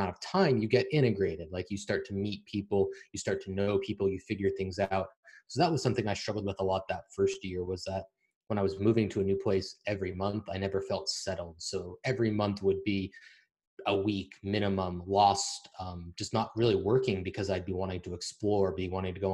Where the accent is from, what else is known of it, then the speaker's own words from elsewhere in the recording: United States; moved away as an adult; now in Eastern Europe; we're American